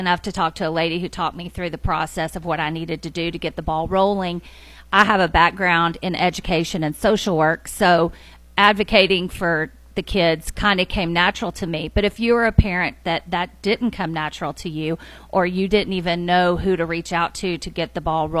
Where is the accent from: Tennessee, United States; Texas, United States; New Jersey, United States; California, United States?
Tennessee, United States; Madison; also born or lived in Sumner County, Tennessee; was born and raised in the Nashville area. I grew up in Madison.